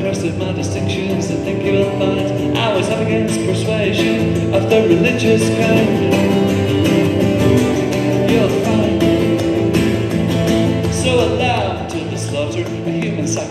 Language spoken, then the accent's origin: English; Belfast, Northern Ireland, United Kingdom; moved away; also born or lived in Dublin; Growing up in Belfast, I wrote a lot of poetry